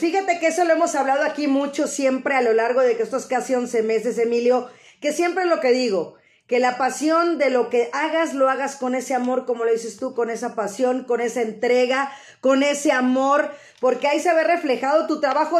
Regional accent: Mexico; sentirnos nosotros como mexicanos

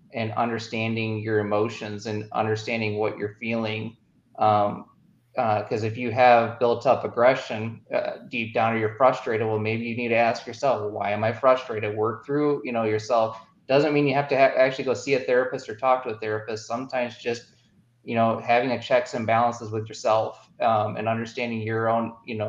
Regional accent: Midwest, United States; I'm from the Midwest.

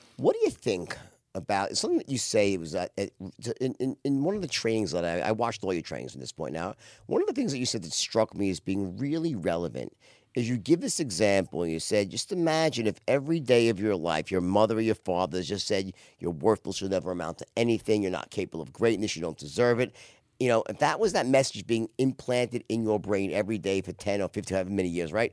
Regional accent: Los Angeles, California, United States; Los Angeles, my hometown

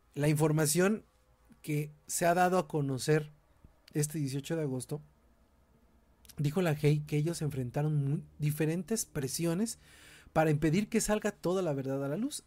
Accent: Mexico; vivimos en un país violento

